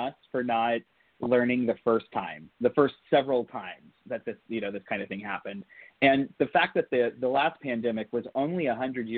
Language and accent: English; Southern Ohio, United States; I was raised in Southern Ohio, part of the Rust Belt